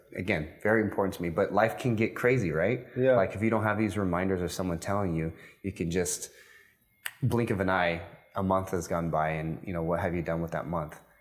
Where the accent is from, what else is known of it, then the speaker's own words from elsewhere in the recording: United States; moved away as an adult; now in Dubai, United Arab Emirates; being an American